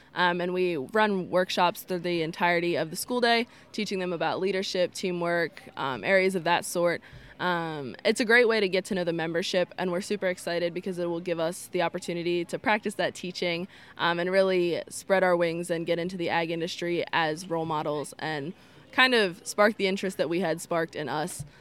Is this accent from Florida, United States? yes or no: no; Lancaster County, Pennsylvania, United States; I'm from the Grassland FFA chapter in Lancaster County.